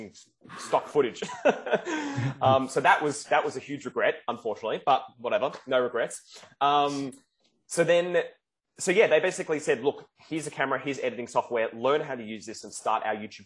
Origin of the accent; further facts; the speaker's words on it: Melbourne, Victoria, Australia; also born or lived in Sydney; I'm from Melbourne, Australia